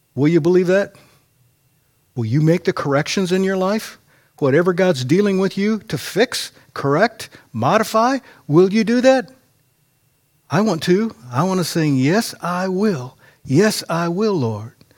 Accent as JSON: {"language": "English", "country": "United States", "said": "as an American"}